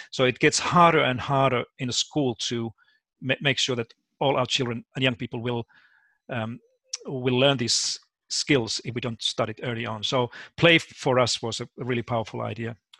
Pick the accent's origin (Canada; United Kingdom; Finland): Finland; moved away as an adult; also born or lived in United States; now in Australia; I was born and raised in Finland